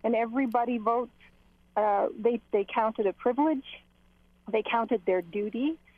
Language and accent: English; Canada; also born or lived in Switzerland; I'm a Swiss citizen and a Canadian citizen, and I was raised here in Canada by Swiss parents. I've lived in Switzerland